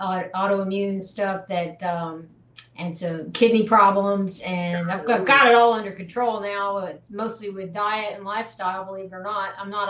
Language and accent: English; Clemson, South Carolina, United States; now in New Jersey, United States; my hometown of Clemson, South Carolina